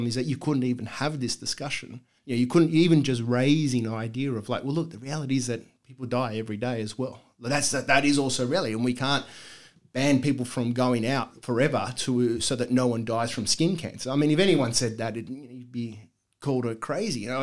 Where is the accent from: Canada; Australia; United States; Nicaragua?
Australia; Sydney, New South Wales; growing up in Bosley Park